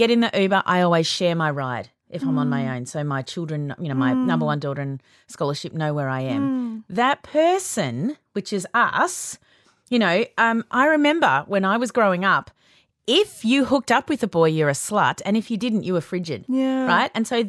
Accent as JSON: {"language": "English", "country": "Australia"}